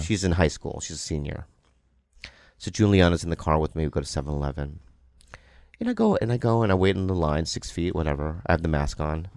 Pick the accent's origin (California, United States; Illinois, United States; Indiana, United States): California, United States; San Diego; I grew up in San Diego